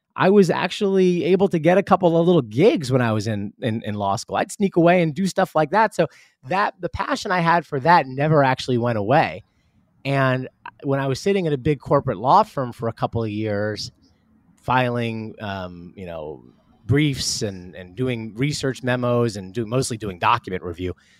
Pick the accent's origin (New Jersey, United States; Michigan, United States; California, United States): New Jersey, United States; Northern; moved away as an adult; also born or lived in Manhattan, New York / Riverdale, Bronx, New York; now in Westport, Connecticut, United States; moved to Northern New Jersey when I was very young, and lived in New Jersey f, till about, well, for my whole, my entire childhood